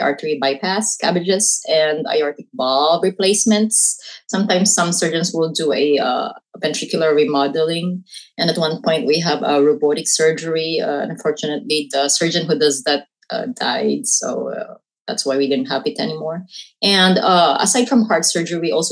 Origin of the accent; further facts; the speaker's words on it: Urdaneta, Ilocos Region, Philippines; moved away as an adult; also born or lived in Baguio City, Philippines / Arizona, United States; now in California, United States; I'm from Urdaneta City, Pangasinan. I was born there, but pretty much now a resident of Baguio City, if I'm in the Philippines.